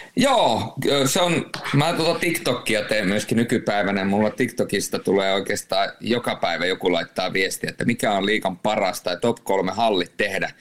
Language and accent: Finnish; Rovaniemi, Lapland, Finland; also born or lived in Turku / Jyväskylä; now in Tampere, Finland; Mä oon, mä oon tamperelaistunut rovaniemeläinen